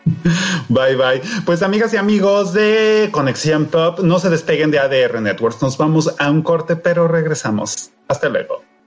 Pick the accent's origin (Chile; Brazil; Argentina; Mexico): Mexico; northern Mexico; los que somos del norte, los que no crecimos en la Ciudad de México